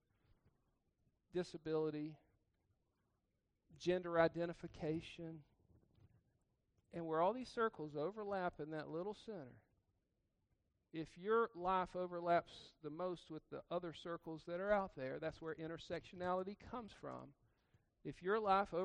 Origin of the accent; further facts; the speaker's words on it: Georgia, United States; I grew up in Georgia.